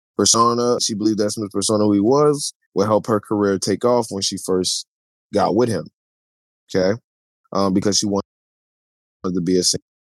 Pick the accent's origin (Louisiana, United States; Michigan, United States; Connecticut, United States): Louisiana, United States; New Orleans; I'm from New Orleans